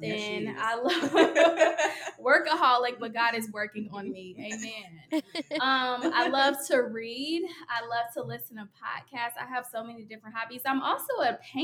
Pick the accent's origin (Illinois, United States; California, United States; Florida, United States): Illinois, United States; Oak Park; I am from the Chicago area as well. I'm from Oak Park, Illinois